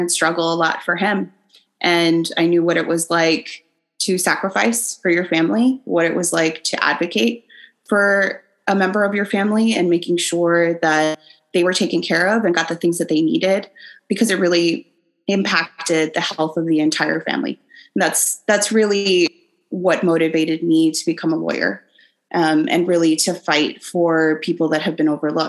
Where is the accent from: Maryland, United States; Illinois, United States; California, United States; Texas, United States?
Texas, United States; the Valley; I'm from the Valley. It is rural